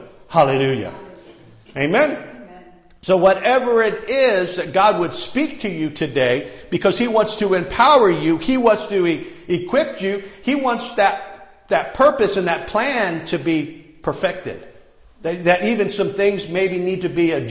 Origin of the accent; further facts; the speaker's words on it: Ireland; I'm Irish